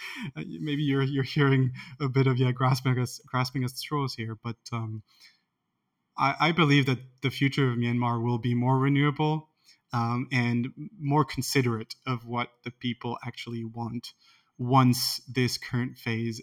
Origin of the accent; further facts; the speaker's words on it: France; I come from France